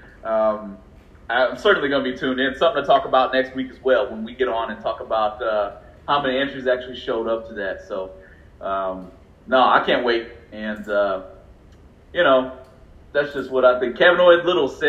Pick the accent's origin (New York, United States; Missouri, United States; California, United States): California, United States; I'm from California